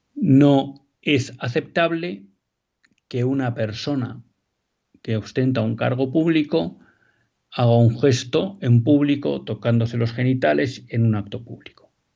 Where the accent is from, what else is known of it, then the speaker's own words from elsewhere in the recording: Spain; como españoles